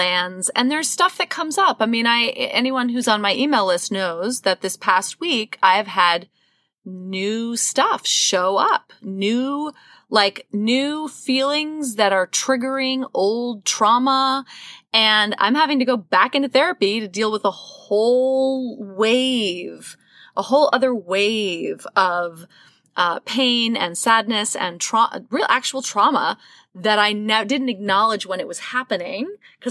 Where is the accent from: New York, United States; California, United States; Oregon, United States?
New York, United States; New York City; I grew up in New York City, classic New York apartment